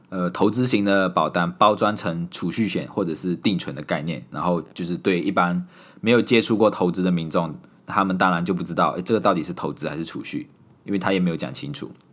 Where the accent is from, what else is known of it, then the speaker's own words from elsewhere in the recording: Malaysia; moved away as an adult; also born or lived in Singapore; 我手里拿着马来西亚的护照，所以她知道我是马来西亚人